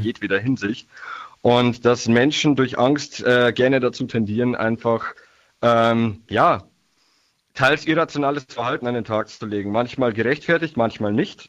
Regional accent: Niedertaufkirchen, Bavaria, Germany; ich bin aus dem Landkreis Mühldorf, genauer Niederdorfkirchen

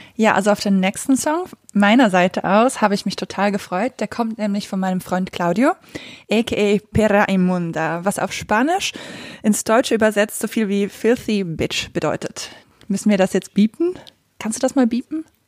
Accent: Switzerland; ich komme aus der Schweiz

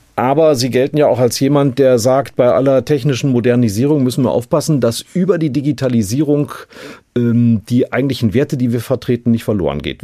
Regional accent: North Rhine-Westphalia, Germany; Ich komme aus Nordrhein-Westfalen

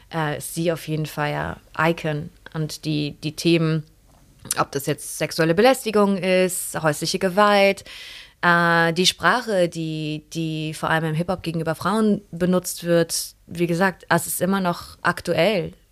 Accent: Neuss, North Rhine-Westphalia, Germany; ich bin in Neuss aufgewachsen, also was ist das, 40 Kilometer von hier.

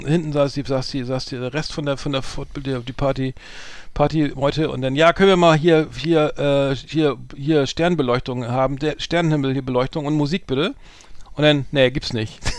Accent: Bremen, Germany; bei uns in Bremen

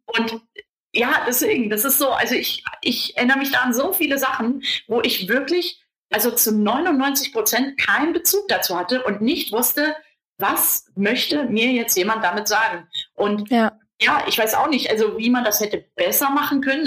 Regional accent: Kassel, Hesse, Germany; weil ich komme ja aus Kassel

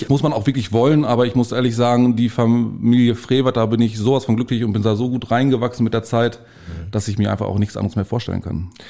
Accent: Bielefeld, North Rhine-Westphalia, Germany; moved away; also born or lived in Bad Oeynhausen / Detmold / Lippe; ich bin ein äh, gebürtiges Stadtkind. Ich bin äh, mitten in Bielefeld aufgewachsen

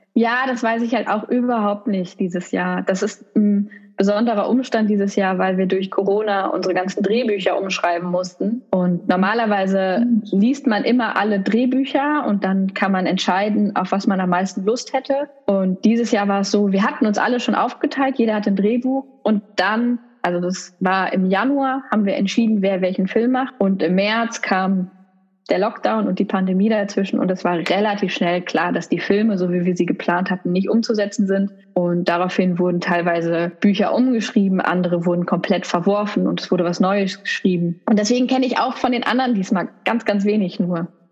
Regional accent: Essen, North Rhine-Westphalia, Germany; in Essen, im Ruhrgebiet, wo ich herkomme

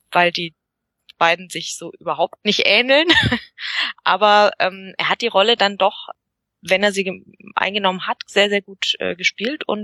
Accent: Bavaria, Germany; Ähm, ja, also wir, wir sind ja äh, aus Bayerisch-Schwaben.

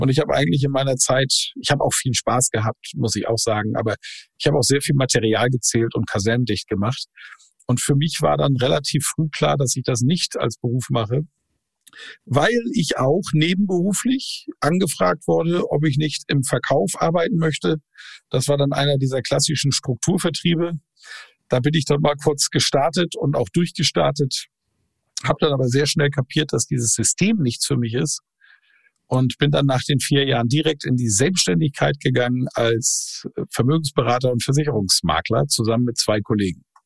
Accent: Plön district, Schleswig-Holstein, Germany; geboren am Weltfrauentag, 8.3.1972 im Kreis Plön. Das ist der Kreis direkt südlich der schleswig-holsteinischen Landeshauptstadt Kiel

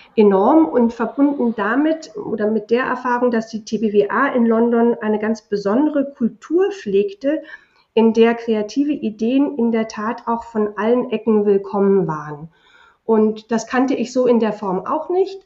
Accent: Germany; also born or lived in England; sind wir ja in Deutschland

